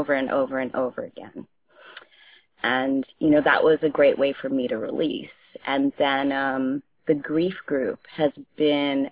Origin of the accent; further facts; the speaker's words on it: United States; also born or lived in Ghana; I am from Ghana, West Africa, and I grew up in this country, but my household was very British and very African.